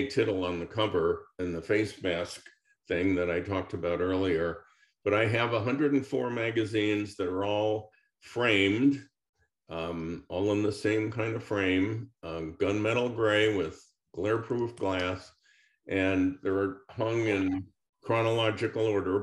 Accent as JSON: {"language": "English", "town": "San Francisco", "region": "California", "country": "United States", "tie": "born or raised there", "said": "I was born and raised in San Francisco"}